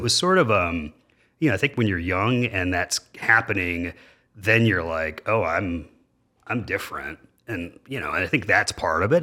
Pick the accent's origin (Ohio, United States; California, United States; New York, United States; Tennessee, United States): Ohio, United States; Dayton; I was born and raised in Dayton, Ohio